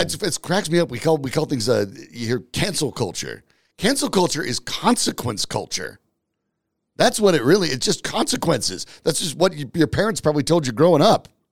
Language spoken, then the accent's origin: English; Franktown, Colorado, United States; I grew up in Franktown